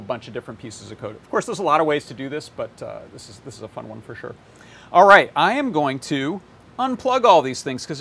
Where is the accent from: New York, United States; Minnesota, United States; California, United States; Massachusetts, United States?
New York, United States; Hudson Valley; also born or lived in Ellenville, New York; where I grew up in the Hudson Valley, New York